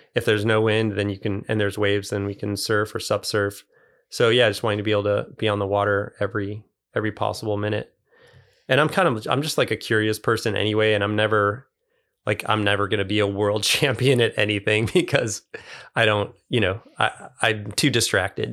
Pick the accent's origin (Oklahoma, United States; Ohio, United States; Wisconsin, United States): Ohio, United States; moved away; also born or lived in Chicago area, Illinois; I grew up in the Great Lakes, so I grew up like mostly in Ohio